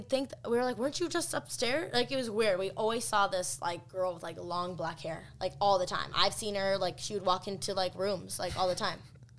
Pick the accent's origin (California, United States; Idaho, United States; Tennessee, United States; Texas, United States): Idaho, United States; Rexburg; I actually have, my old house I grew up in Rexburg, and it was built on a Indian burial ground.